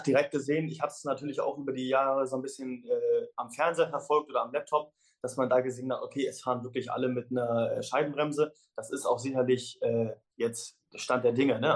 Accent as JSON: {"language": "German", "country": "Germany", "said": "als Deutscher"}